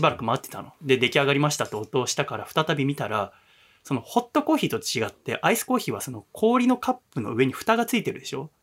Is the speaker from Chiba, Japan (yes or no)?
no; Yokohama, Kanagawa, Japan; 私は神奈川の横浜出身